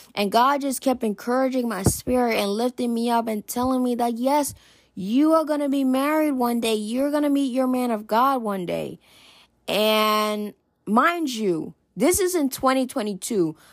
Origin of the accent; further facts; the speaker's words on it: New Jersey, United States; I'm in New Jersey. I'm originally from New Jersey